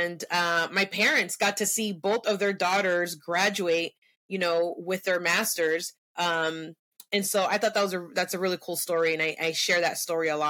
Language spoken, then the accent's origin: English; San Francisco, California, United States; first language Spanish; English is a second language; also born or lived in Cupertino / Mountain View; I was born and raised in San Francisco